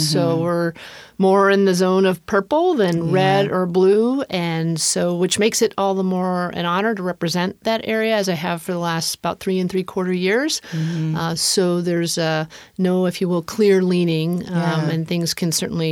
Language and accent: English; Hicksville, New York, United States; moved away as an adult; also born or lived in Bronx, New York / Boston / Minnesota; now in University Place, United States; grew up in the Bronx first, and then on the outskirts of New York City in a town called Hicksville. That's on Long Island.